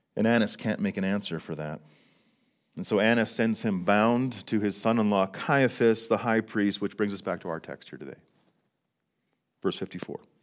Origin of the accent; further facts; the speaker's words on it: Fort St. John, British Columbia, Canada; now in Calgary, Canada; Fort Saint John, my, my hometown